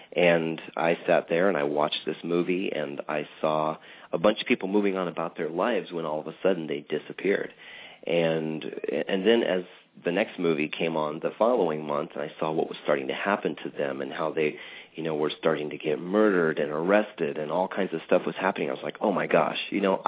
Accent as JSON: {"language": "English", "region": "West Coast", "country": "United States", "tie": "born or raised there", "also_born_or_lived": "Michigan", "said": "A mom and dad and growing up on the West Coast. We went to Disneyland quite a bit."}